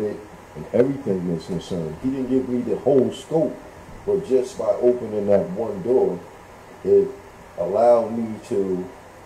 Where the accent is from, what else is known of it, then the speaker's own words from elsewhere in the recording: New York City, New York, United States; I'm originally from Brooklyn, born and raised